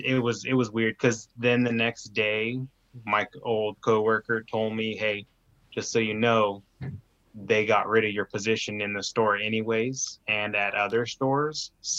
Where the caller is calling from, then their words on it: Roseburg, Oregon, United States; Oregon. Roseburg